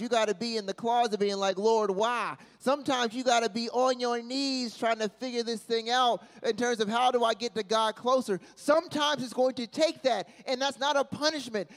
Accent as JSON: {"language": "English", "town": "Charlotte", "region": "North Carolina", "country": "United States", "said": "I'm from Charlotte"}